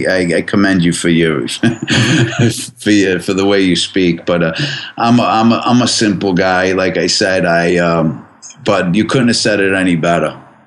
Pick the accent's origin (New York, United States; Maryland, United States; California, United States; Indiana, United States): New York, United States; Brooklyn; which is pretty much still my hometown, but which is Coney Island and Brooklyn.